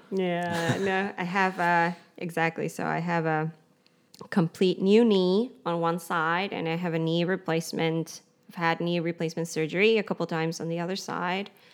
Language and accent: English; Kauai, Hawaii, United States; moved away as an adult; now in Berlin, Germany; I am from Hawaii. I have French. Um, and I grew up on the island of Kauai.